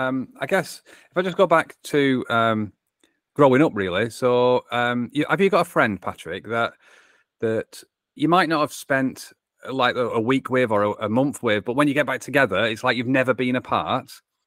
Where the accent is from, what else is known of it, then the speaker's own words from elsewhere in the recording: North West England, United Kingdom; accent: English; England is where my accent is from. In between Manchester and Liverpool is where I call home.